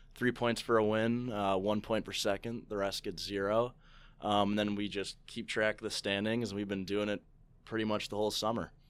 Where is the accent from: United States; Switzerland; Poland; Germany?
United States; St. Charles, Illinois; I grew up in Saint Charles